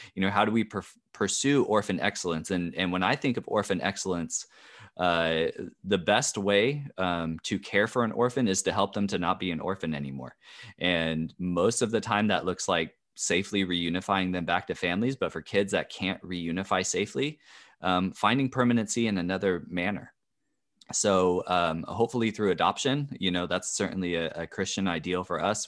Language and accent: English; California, United States; I'm from California